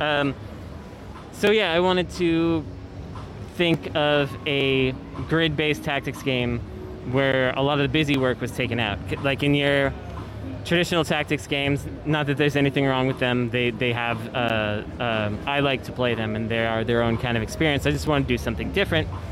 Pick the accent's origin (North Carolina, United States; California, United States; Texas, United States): California, United States; Bay Area; I'm born and born and raised in the Bay Area